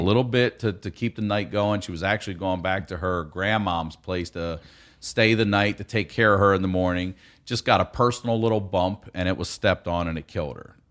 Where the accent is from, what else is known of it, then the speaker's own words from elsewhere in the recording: Maryland, United States; if you're from Maryland around my age, um, in the eighties